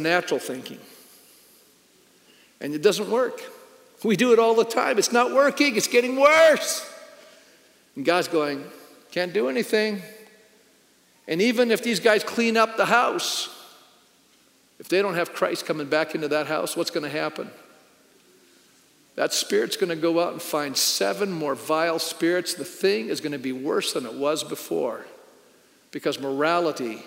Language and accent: English; Canada; being a Canadian